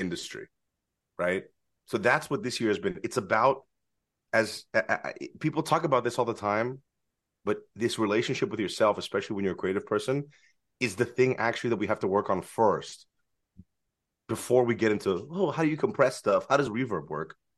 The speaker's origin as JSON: {"language": "English", "town": "San Francisco", "region": "California", "country": "United States", "tie": "born or raised there", "also_born_or_lived": "Los Angeles", "moved": "as an adult", "lives_now": "San Francisco, United States", "said": "When I was growing up in San Francisco"}